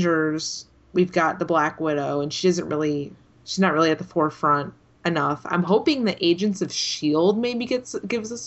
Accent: Connecticut, United States; moved away; when I was home in Connecticut in January. And when I was at the comics shop in my hometown

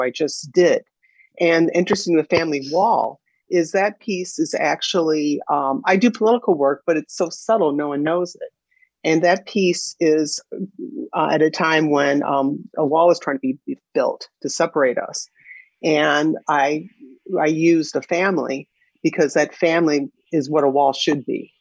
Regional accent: Evanston, Illinois, United States; I grew up in Evanston, Illinois

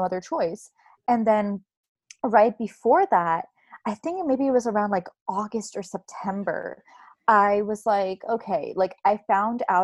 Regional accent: the Bay Area, California, United States; I'm in California, I'm from the Bay Area

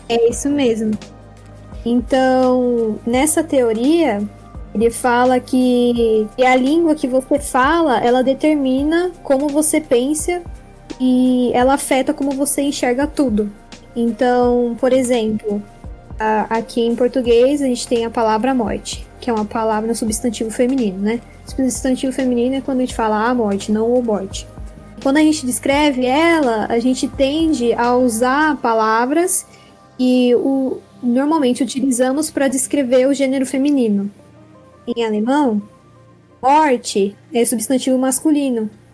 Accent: Brazil; eu sou brasileira

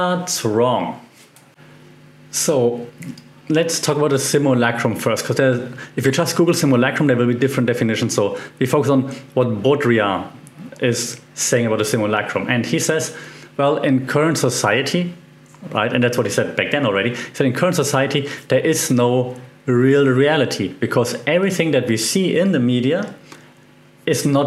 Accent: Germany; accent: German; English is a second language; my German accent sometimes comes through

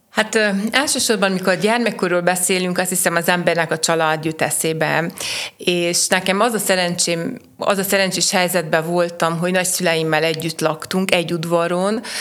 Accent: Sfântu Gheorghe, Covasna County, Romania; én a városomat szerettem, itt születtem, itt akarok élni, dolgozni, itt akarok valamit magam után hagyni

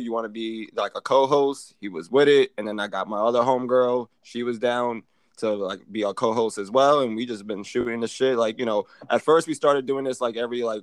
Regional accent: New York City, New York, United States; also born or lived in Chelsea, New York City; I'm from Harlem. I'm from 125th, but I live downtown now. I live in Chelsea.

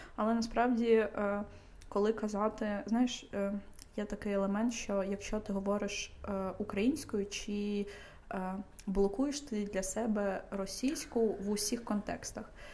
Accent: Kyiv, Ukraine; я дитина, яка виросла в Києві

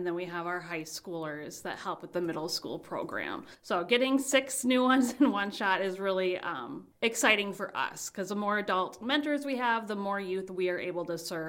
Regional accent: St. Cloud, Minnesota, United States; now in Red Wing, United States; I'm originally from St. Cloud.

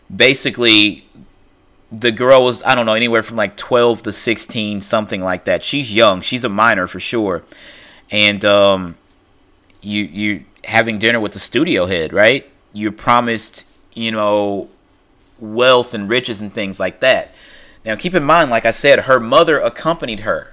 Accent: St. Louis, Missouri, United States; I'm from Saint Louis, Missouri.

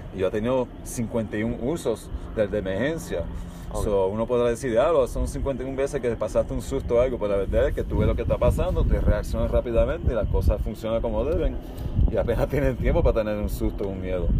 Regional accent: Miami, Florida, United States; also born or lived in California / Cuba (parents); Yo Nací en California de padres cubanos. Mi crianza es mayormente en Miami, Florida

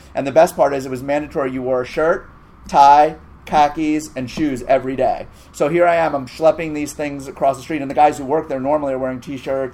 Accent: New York City, New York, United States; also born or lived in Northern Massachusetts; I grew up in New York City, so I had internships in high school

